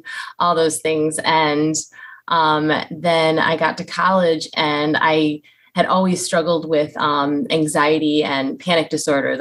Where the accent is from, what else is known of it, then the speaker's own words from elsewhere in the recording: Western New York, United States; now in Tampa, United States; I live in Tampa, Florida. I'm actually from Western New York, so came down here to escape the cold weather